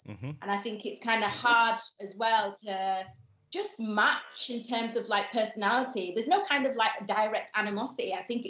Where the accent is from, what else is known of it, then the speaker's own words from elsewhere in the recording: Gambia; For me, I'm not Nigerian, I'm not Ghanaian, I'm not Jamaican, and I'm from a tiny African country. Yeah. I think the smallest country in mainland Africa.